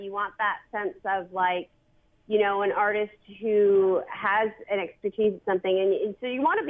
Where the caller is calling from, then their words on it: New York City, New York, United States; New York City.